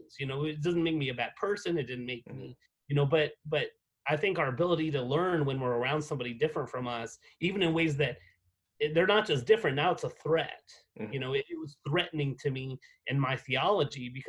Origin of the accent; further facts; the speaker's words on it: United States; moved away as an adult; also born or lived in Abilene, Texas / Atlanta, Georgia; now in Albuquerque, United States; I came from New Mexico and West Texas